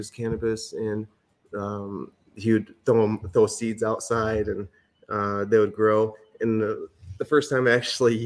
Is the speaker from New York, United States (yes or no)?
no; Lansing, Michigan, United States; I was born and raised in Lansing, Michigan